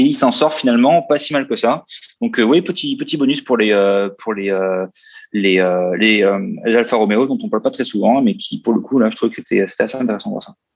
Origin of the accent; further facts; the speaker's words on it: Austria; moved away; très autrichien, comme mon pays natal